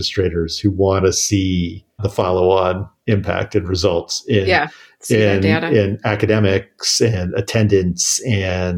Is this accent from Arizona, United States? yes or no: no; Washington, District of Columbia, United States; grew up in the Washington, D.C. area in the 1980s